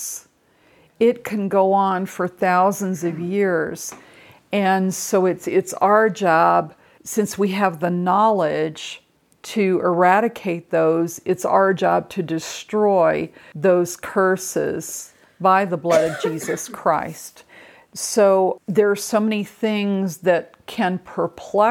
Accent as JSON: {"language": "English", "region": "England", "country": "United Kingdom", "said": "with my culture, I'm from England, but in my heritage, there's English, Scottish, Irish, and Norwegian"}